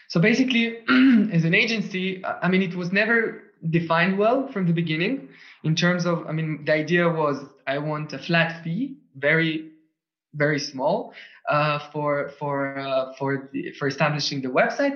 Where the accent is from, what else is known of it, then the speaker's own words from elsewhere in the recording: Tel Aviv, Tel Aviv District, Israel; first language Russian, Hebrew; English is a second language; moved away as an adult; also born or lived in Switzerland; now in Vienna, Austria; I was born in Tel Aviv. I was wow. born up and raised over there.